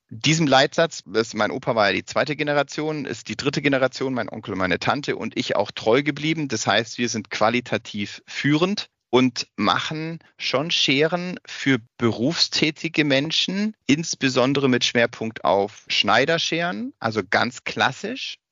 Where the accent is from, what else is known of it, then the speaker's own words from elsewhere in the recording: Augsburg, Bavaria, Germany; also born or lived in Freiburg; ich bin in Augsburg aufgewachsen